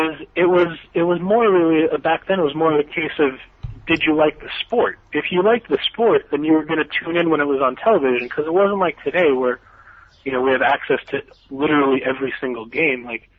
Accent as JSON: {"language": "English", "region": "Central Massachusetts", "country": "United States", "tie": "born or raised there", "moved": "yes", "said": "growing up in Central Mass, we always got WWOR"}